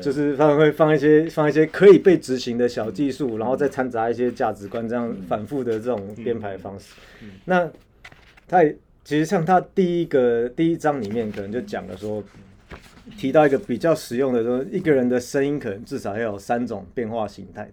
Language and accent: Chinese; Taiwan; 我们台湾人一般人最常感同身受